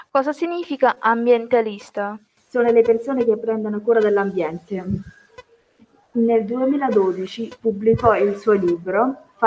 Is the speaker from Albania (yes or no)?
no; Bangladesh; Italian is a second language; now in Italy; vengo dal Bangladesh.